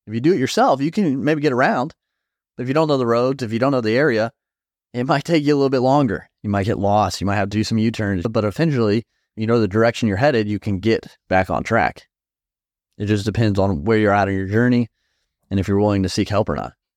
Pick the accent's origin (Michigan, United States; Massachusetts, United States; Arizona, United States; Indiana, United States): Indiana, United States; I'm from Indiana